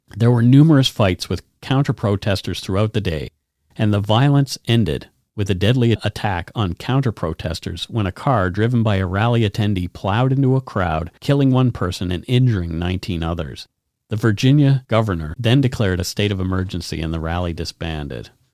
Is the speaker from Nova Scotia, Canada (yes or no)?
yes; Bridgewater, Nova Scotia, Canada; my hometown, Bridgewater